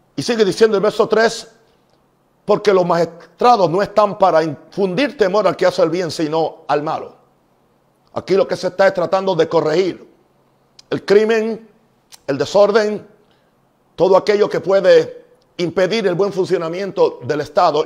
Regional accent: United States; como un norteamericano

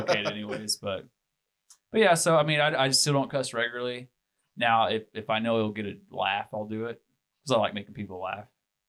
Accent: the Bible Belt, United States; I've been Christian since August 5th, 2006. And obviously growing up in the Bible Belt, you kind of get some religion on you.

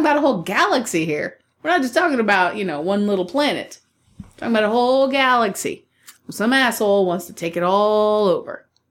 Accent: United States

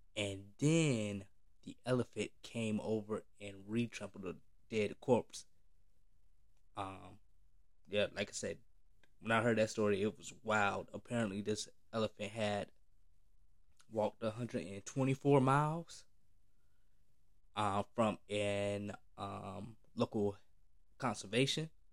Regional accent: the South, United States; especially black, growing up in the South

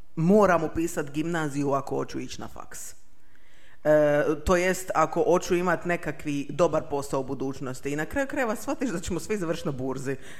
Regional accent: Makarska, Split-Dalmatia County, Croatia; ja sam iz Makarske

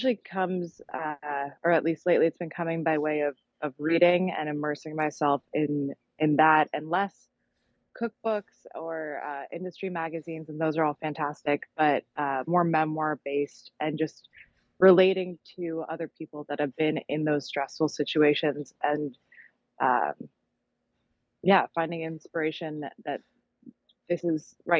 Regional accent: Los Angeles, California, United States; I'm from Los Angeles, California

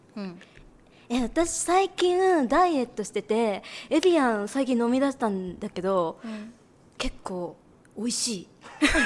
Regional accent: Osaka, Japan; now in Tokyo, Japan; 大阪出身なので

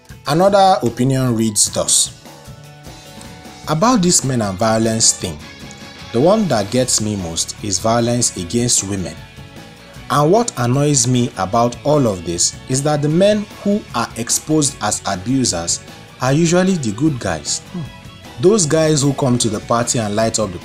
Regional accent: Lagos, Nigeria; my growing up in Ebutemeta

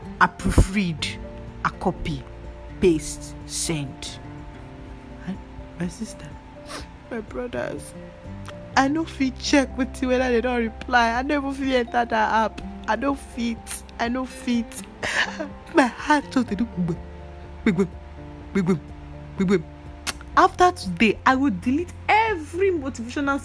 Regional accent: Nigeria; I'm a Nigerian

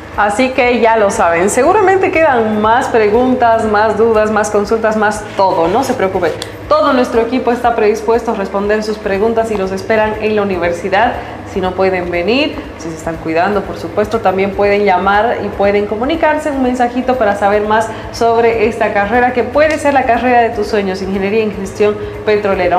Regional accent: Tarija, Bolivia; somos afortunados los tarijeños por la riqueza natural que tenemos

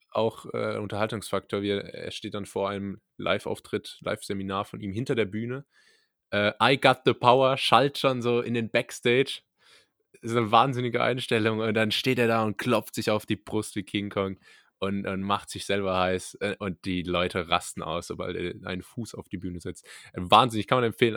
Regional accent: Rhineland-Palatinate, Germany; accent: Pfälzisch; moved away; Ich beherrsche nämlich Pfälzisch äh, von Geburt

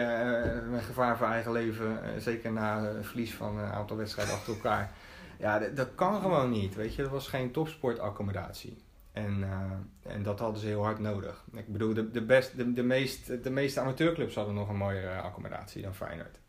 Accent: Rotterdam, South Holland, Netherlands; also born or lived in Capelle aan de IJssel; ik ben een Rotterdammer. Eh, niet geboren, wel getogen. Dat wil zeggen, ik ben in Capelle aan de IJssel geboren, eh, maar naar school gegaan in Rotterdam

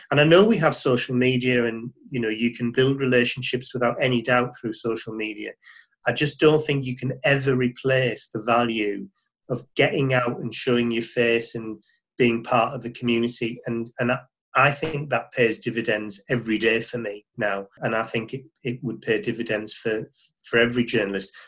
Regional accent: Middlesbrough, North East England, United Kingdom; I'm from the Northeast originally. I grew up in Middlesbrough

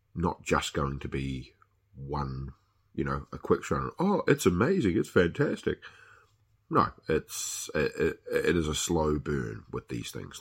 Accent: New Zealand; I am a Kiwi

